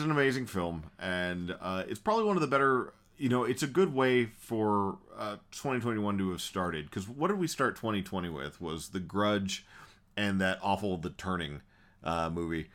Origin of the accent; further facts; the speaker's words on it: the South, United States; we're from the South